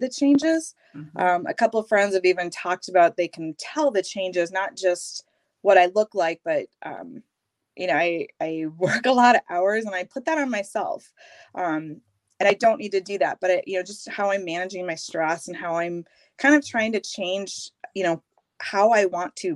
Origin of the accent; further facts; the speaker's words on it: Minnetonka, Minnesota, United States; also born or lived in Iowa / Golden Valley, Minnesota; I grew up outside of Minneapolis in Minnetonka, born and raised, spent my life out there